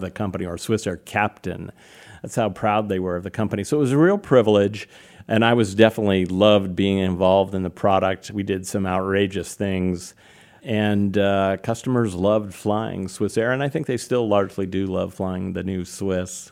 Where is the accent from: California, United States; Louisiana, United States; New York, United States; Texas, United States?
California, United States; Napa; I grew up in what is today a well-known town called Napa, California